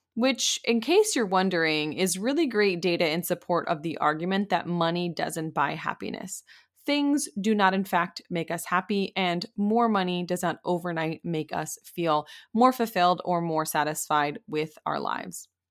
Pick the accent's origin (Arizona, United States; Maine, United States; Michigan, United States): Maine, United States; moved away as an adult; also born or lived in Pennsylvania; I grew up in Maine